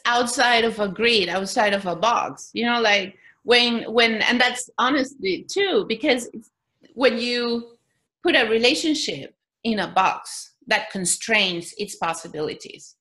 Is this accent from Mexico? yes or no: yes; Mexico; I was born in Mexico